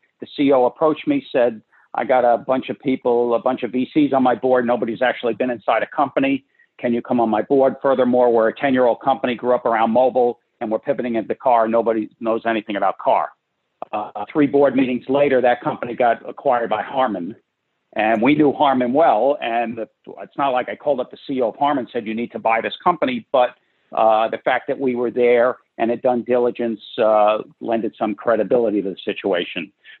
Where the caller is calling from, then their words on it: Westchester County, New York, United States; Today I'm in Westchester County, New York, which is just outside New York City, and I have been holed up here since March.